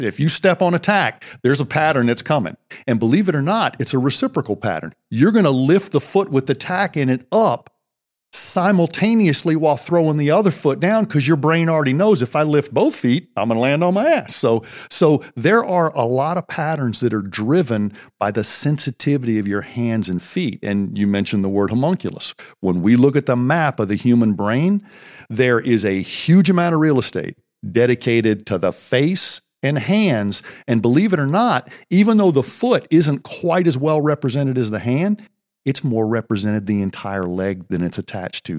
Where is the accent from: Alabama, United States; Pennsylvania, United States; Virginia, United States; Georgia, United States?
Pennsylvania, United States; we grew up here in Pennsylvania County